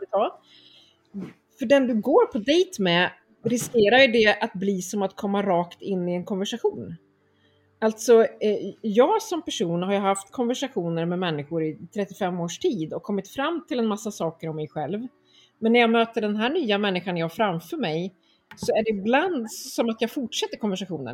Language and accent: Swedish; Örebro, Örebro County, Sweden; moved away as an adult; also born or lived in Stockholm; Jag kommer från Örebro där jag nu också eh, bor igen efter ett antal år i, i eh, Stockholm.